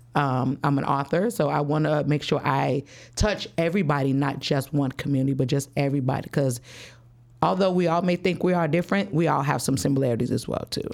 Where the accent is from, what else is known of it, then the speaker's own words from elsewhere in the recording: Chicago, Illinois, United States; I'm from the West Side, Chicago. Grew up, um, on the West Side, moved all around the West Side all my life